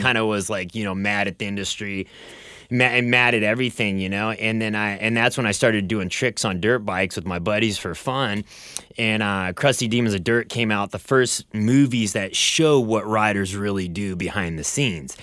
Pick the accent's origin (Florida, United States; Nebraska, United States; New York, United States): Nebraska, United States; Bellevue; now in Southern California, United States; I grew up in Bellevue, Nebraska. It's a small town just outside of Omaha